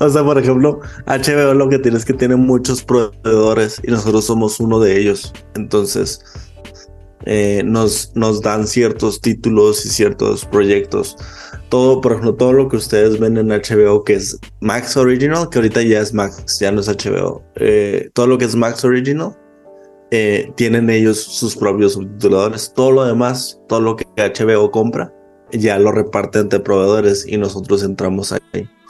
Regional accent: Chihuahua, Mexico; yo soy de Chihuahua, México

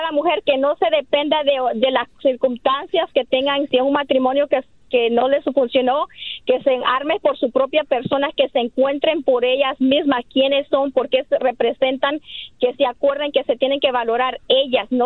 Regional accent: Los Angeles, California, United States; also born or lived in Honduras; Soy mujer que mm, vine de, de crecí en Honduras hasta los nueve y me vine a Los Ángeles a los casi a los nueve y medio soy represento a la mujer latina en, el, en el mundo moderno.

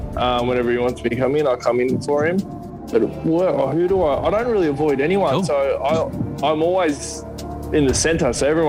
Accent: Narellan, New South Wales, Australia; I'm from Triple X Fight Academy, mate, from the hard streets of Narellan.

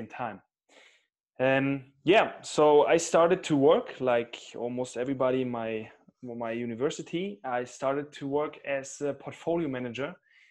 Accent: Cologne, North Rhine-Westphalia, Germany; now in Munich, Germany; Originally, I'm more from the West, from Cologne

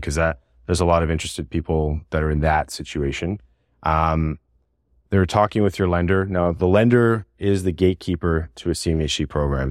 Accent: Montreal, Quebec, Canada; moved away as an adult; also born or lived in Toronto; I was the guy from Montreal that was working in Toronto

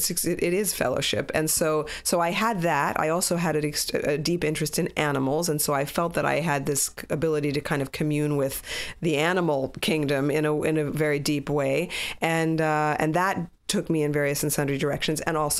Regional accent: New York City, New York, United States; I grew up in New York City, the child of completely and utterly assimilated Jewish parents so that there was no Judaism in the house. I was raised by a Catholic Cuban nanny

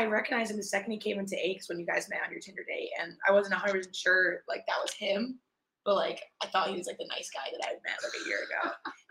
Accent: Rhode Island, United States; moved away; also born or lived in Myrtle Beach, South Carolina; we went back to my hometown, Rhode Island, to go to a wedding.

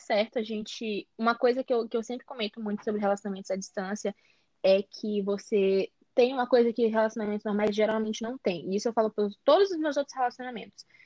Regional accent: São Luís, Maranhão, Brazil; Eu sou do Maranhão, São Luís Maranhão

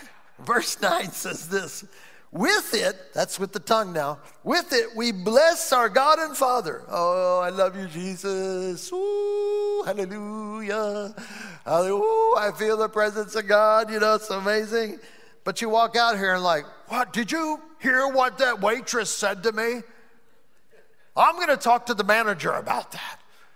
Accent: Ireland; That's just the way I am. I'm Irish. I'm always saying that because I'm Irish. I'm Irish.

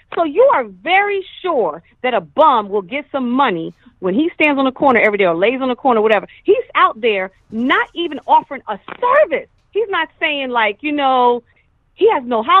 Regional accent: New York, United States; I'm from New York.

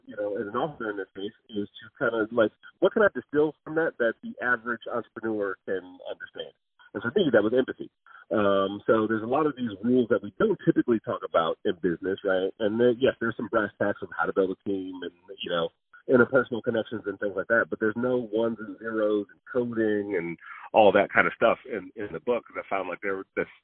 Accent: Detroit, Michigan, United States; I'm from Detroit, Michigan

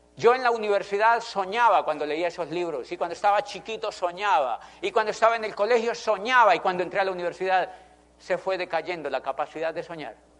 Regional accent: Colombia; also born or lived in Popayán, Colombia / Spain; yo soy de Colombia

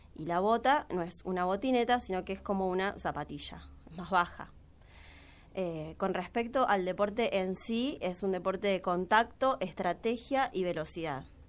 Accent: Santa Fe, Argentina; now in Córdoba, Argentina; vengo de Santa Fe, me vine a estudiar, ahora estoy trabajando y estudio letras modernas.

